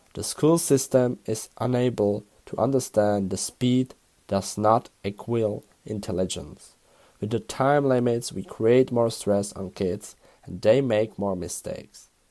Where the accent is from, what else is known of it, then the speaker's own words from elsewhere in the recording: Prague, Czechia; English is a second language; also born or lived in Hamburg; born and raised in the Czech Republic in the capital city of Prague